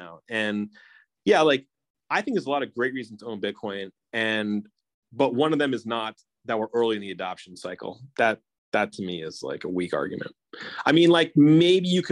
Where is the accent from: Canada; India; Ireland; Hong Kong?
Hong Kong; I grew up in Hong Kong where there's a lot of people from Philippines working there